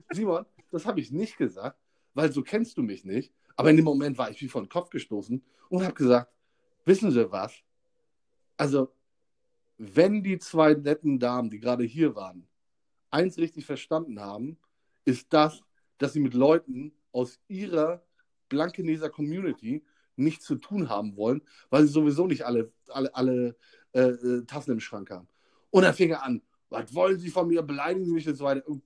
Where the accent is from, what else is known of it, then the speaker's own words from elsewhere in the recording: Hamburg, Germany; bedeutet das nicht, dass sie uns als Hamburger einschätzen können.